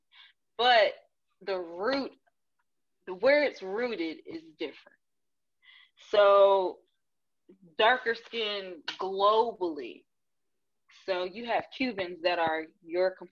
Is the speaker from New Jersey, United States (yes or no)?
yes; New Jersey, United States; I'm from New Jersey